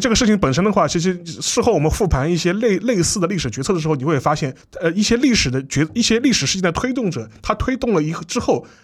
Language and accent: Chinese; China; 我们中国人